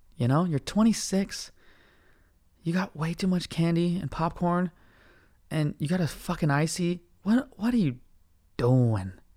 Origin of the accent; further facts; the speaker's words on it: United States; I'm American